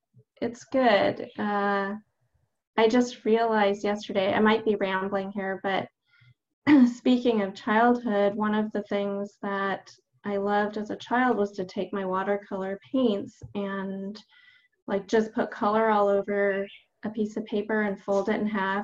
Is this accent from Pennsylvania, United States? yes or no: no; Los Angeles, California, United States; Yeah, well, I was born in LA in Southern California in the Valley